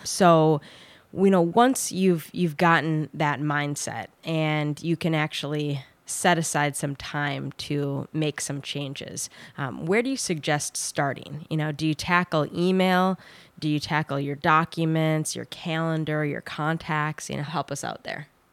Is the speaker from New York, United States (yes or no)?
no; Minnesota, United States; my home state of Minnesota